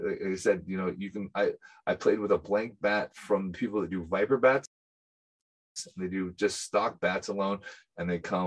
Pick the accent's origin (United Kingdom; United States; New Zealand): United Kingdom; being a British baseball player